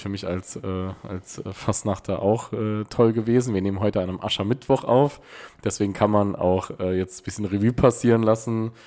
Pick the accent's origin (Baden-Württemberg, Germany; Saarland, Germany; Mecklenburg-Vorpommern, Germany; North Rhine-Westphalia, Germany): Saarland, Germany; Neunkirchen; Bei uns in Neunkirchen